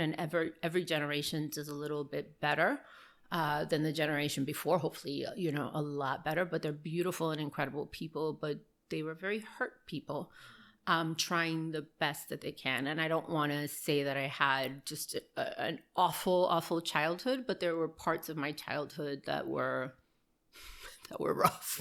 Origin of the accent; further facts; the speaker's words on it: Miami, Florida, United States; also born or lived in Burbank, California / Manzanillo, Cuba (parents); I was born in Burbank, uh, California, and um, moved to Miami probably maybe two or three years after I was born